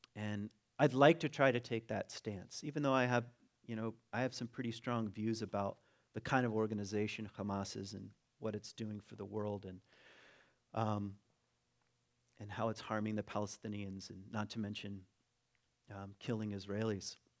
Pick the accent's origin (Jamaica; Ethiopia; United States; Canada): United States; also born or lived in Ada, Michigan; I'm an American